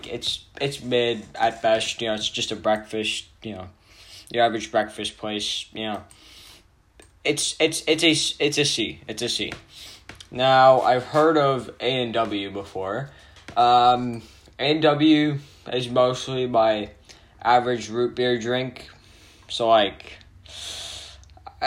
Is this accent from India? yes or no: no; Canada; I'm actually Canadian